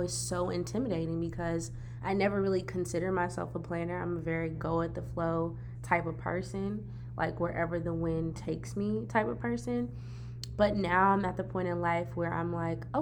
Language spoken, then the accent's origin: English; the South, United States; we are from the South